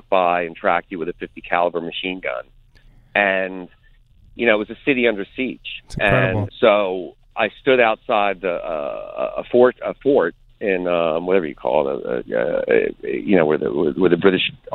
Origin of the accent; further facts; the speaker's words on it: United States; as an American